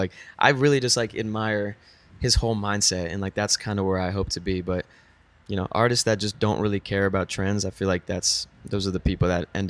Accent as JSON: {"language": "English", "town": "Weston", "region": "Florida", "country": "United States", "tie": "born or raised there", "lives_now": "Los Angeles, United States", "said": "Yeah, Weston, Florida. Shout out Weston."}